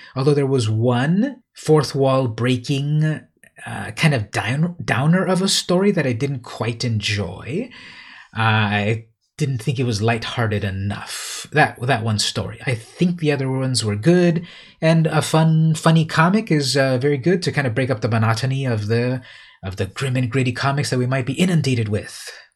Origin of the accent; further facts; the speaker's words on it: San Diego, California, United States; San Diego, California, my hometown